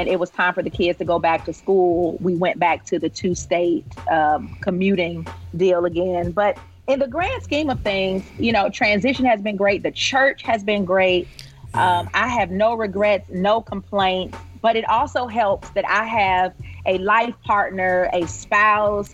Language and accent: English; Detroit, Michigan, United States; also born or lived in Fayetteville, Arkansas; now in Indianapolis, United States; I'm born and bred on the west side of Detroit